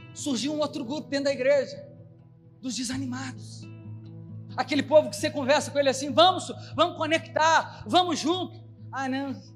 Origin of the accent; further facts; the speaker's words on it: Belo Horizonte, Minas Gerais, Brazil; na minha terra, Belo Horizonte